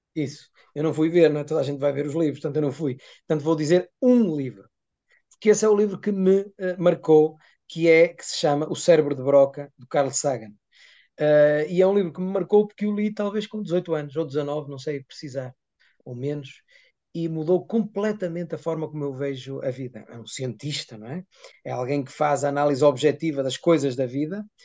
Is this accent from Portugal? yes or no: yes; Vale do Ave, Norte, Portugal; na região do Val do Ávega, é, que é onde eu nasci e vivi sempre